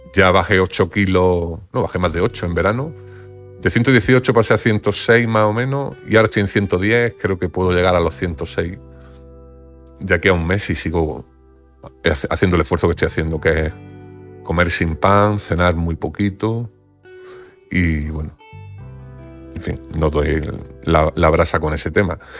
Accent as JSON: {"language": "Spanish", "town": "Granada", "region": "Andalusia", "country": "Spain", "said": "yo soy de Granada"}